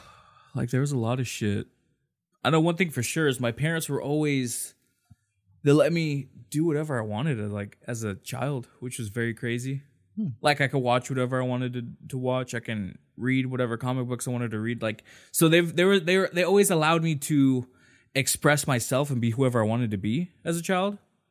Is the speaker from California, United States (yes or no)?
yes; Anaheim, California, United States; also born or lived in Santa Ana; I was born in Santa Ana. I've lived in Anaheim most of my life.